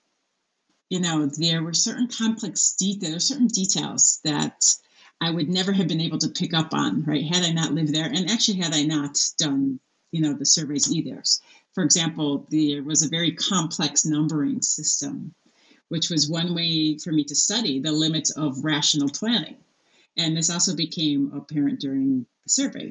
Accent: United States; as an American woman

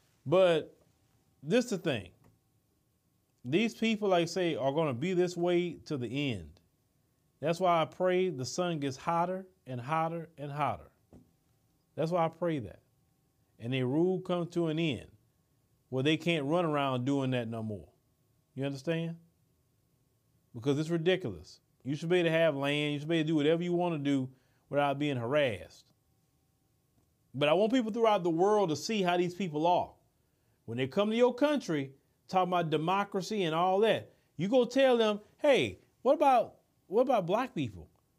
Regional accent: Port Arthur, Texas, United States; I'm from Port Arthur. And yes, they got a lot of black people in Port Arthur and Beaumont.

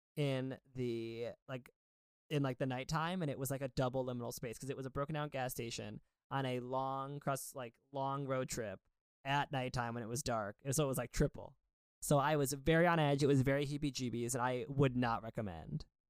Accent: suburban Connecticut, United States; growing up in suburban Connecticut.

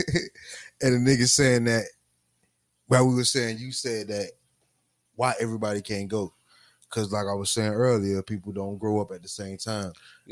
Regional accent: Miami, Florida, United States; But I'm 305 still.

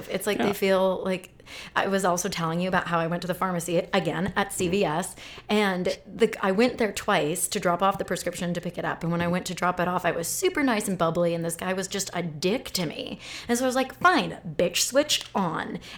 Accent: Phoenix, Arizona, United States; Like, I grew up

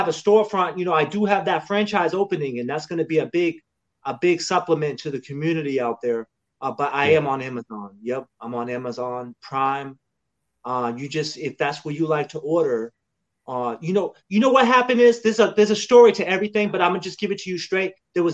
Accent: Lowell, Massachusetts, United States; now in North Carolina, United States; I was born in Lowell, Massachusetts

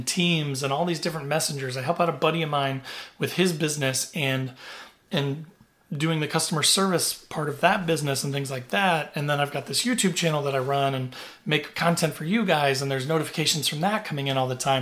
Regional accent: Southern Indiana, United States; I grew up in Southern Indiana

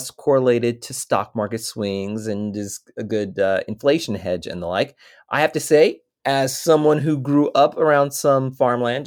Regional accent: Fayetteville, Arkansas, United States; my hometown of Fayetteville, Arkansas

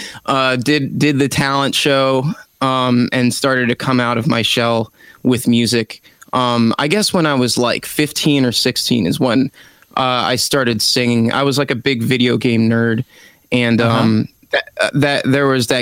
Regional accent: Frederick, Maryland, United States; moved away as an adult; also born or lived in Florida; I have returned to my hometown of Frederick, Maryland since the pandemic.

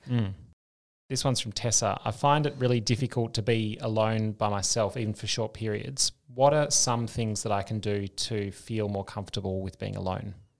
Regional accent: Australia; moved away as an adult; also born or lived in Denmark / United States; as an Australian. Uh, they love the accent

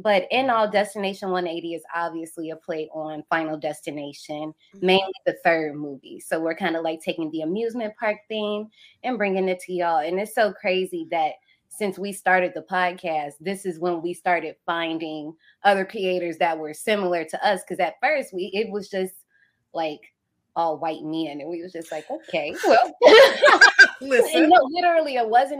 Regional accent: Indiana, United States; I'm from Indiana

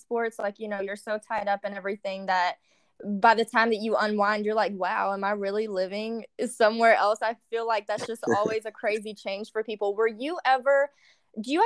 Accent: Baton Rouge, Louisiana, United States; I'm from Baton Rouge, too

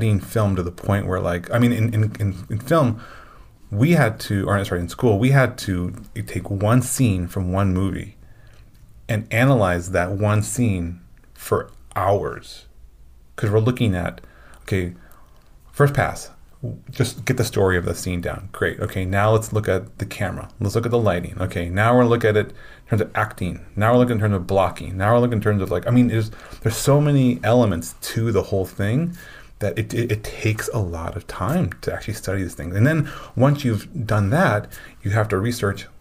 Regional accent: Illinois, United States; I grew up in Illinois

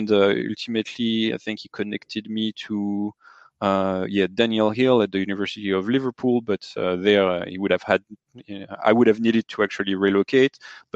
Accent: France; accent: French; English is a second language; moved away

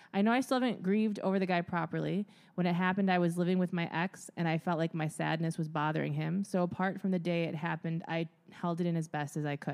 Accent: Midwest, United States; growing up in the Midwest

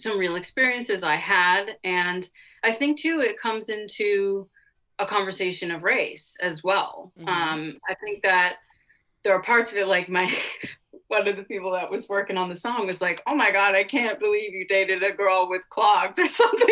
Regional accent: Cape Cod, Massachusetts, United States; I grew up on Cape Cod

